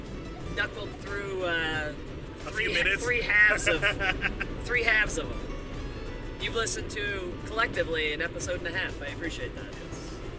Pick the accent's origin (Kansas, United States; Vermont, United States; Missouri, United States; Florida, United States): Kansas, United States; Wichita; moved away as an adult; now in Chicago, United States; I grew up in Wichita, Kansas